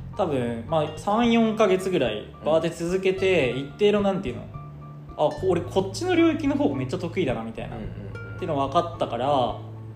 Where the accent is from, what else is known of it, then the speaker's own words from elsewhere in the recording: Kochi, Japan; moved away as an adult; also born or lived in Kansai; now in Tokyo, Japan; 地元の高知から関西出てきて